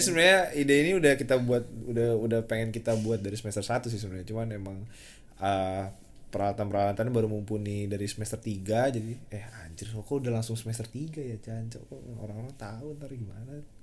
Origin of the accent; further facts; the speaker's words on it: Indonesia; moved away as an adult; now in Yogyakarta, Indonesia; gue sebelumnya orang Jakarta ah, terus tiba-tiba karena kuliah dapatnya di Jogja